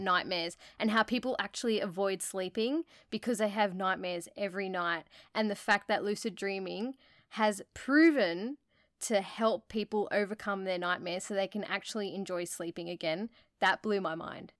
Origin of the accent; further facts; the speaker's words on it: Australia; we're from Australia